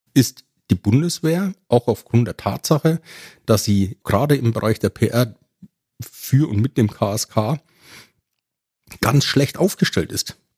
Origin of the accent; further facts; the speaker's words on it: Ebern, Bavaria, Germany; accent: Franconian rolled R; moved away; in meiner Heimatgemeinde in Franken. Äh, man hört es ja auch an meinem rollenden R. In Ebern